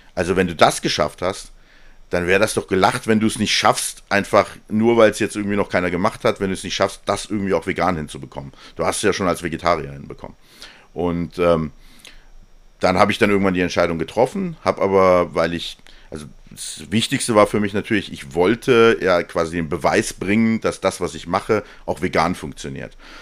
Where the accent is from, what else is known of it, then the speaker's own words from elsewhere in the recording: Hesse, Germany; Ich komme aus Hessen